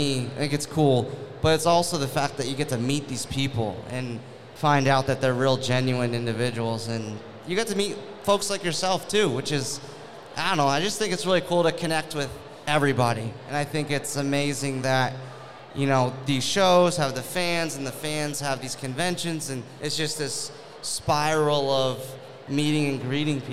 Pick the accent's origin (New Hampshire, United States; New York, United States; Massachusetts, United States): New Hampshire, United States; moved away; I'm from New Hampshire originally